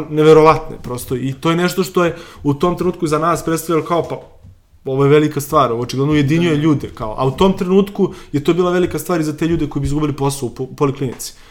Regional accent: Valjevo, Kolubara District, Serbia; now in Belgrade, Serbia; ja sam iz Valjeva

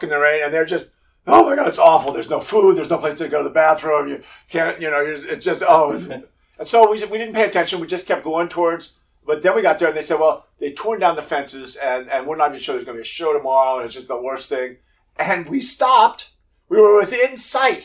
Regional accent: outside Philadelphia, Pennsylvania, United States; now in Denver, United States; I grew up outside Philadelphia

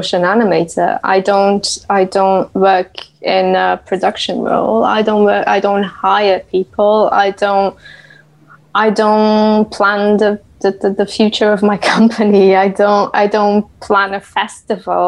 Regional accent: Portugal; moved away as an adult; now in United Kingdom; I hail from the UK, but I am originally from Portugal. I've been in the UK for 13 years now

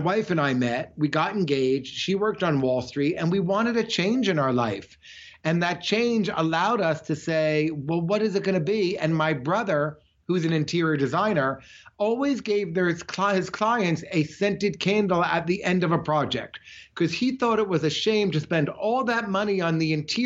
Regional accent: Montclair, New Jersey, United States; now in Florida, United States; I grew up in Montclair, New Jersey

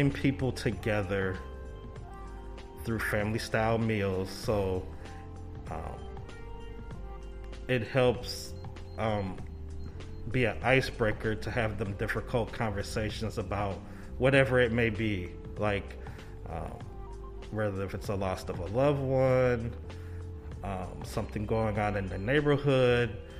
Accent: St. Paul, Minnesota, United States; Born and raised in St. Paul, Minnesota

